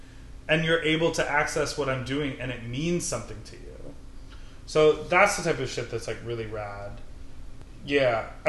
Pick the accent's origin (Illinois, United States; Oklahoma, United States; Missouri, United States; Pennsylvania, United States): Illinois, United States; Chicago; now in New York, United States; I'm from Chicago